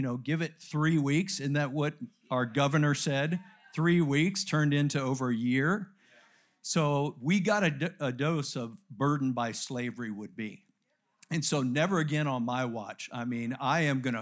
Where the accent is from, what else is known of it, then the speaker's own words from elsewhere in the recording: United States; I am an American